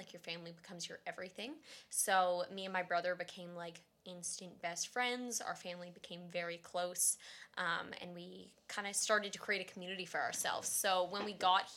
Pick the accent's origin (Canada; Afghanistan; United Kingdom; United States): Canada; Barrie, Ontario; I was raised in Barrie, Ontario, by my two parents with my brother